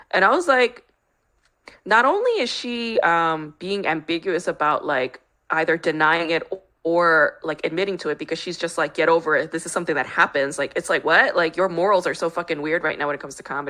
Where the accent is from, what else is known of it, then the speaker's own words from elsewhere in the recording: New York, United States; now in Los Angeles, United States; I grew up in New York